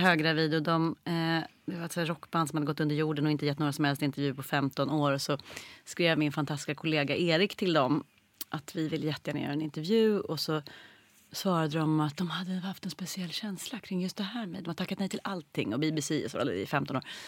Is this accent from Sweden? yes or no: yes; Stockholm, Stockholm County, Sweden; jag föddes på SÖS